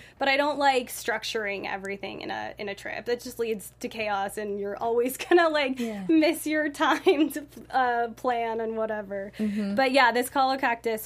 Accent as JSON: {"language": "English", "town": "Santa Barbara", "region": "California", "country": "United States", "also_born_or_lived": "London / Boston", "moved": "as an adult", "lives_now": "Los Angeles, United States", "said": "I'm from Santa Barbara"}